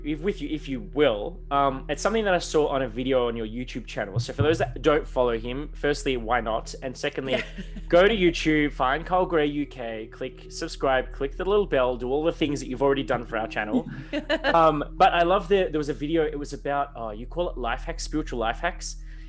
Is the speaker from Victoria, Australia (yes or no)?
yes; Melbourne, Victoria, Australia; So I'm from Melbourne